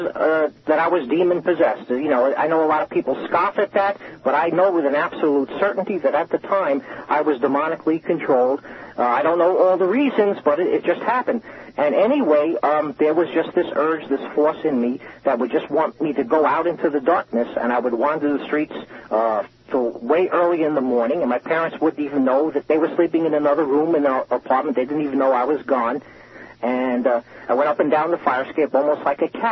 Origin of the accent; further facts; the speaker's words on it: New York City, New York, United States; I grew up in the Bronx, and my parents gave me a lot of love and care